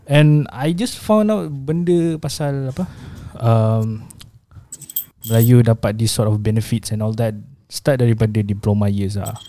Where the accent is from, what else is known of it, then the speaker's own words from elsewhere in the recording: Malaysia; Who was born in Malaysia With Indonesian's parents Indonesian's families